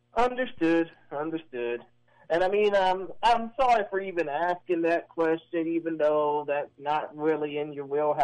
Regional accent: Houston, Texas, United States; my hometown team

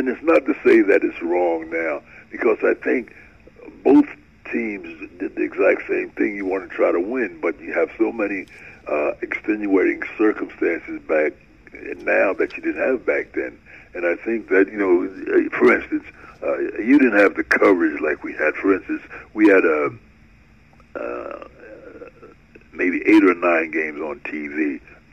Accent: Newark, New Jersey, United States; moved away as an adult; also born or lived in California; And I grew up in Newark, New Jersey, and I was a big baseball fan.

